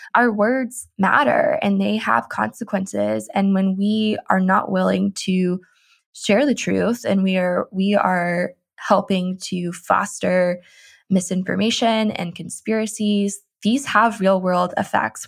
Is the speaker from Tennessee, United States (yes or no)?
yes; Tennessee, United States; I grew up in Tennessee, and we always had S E C football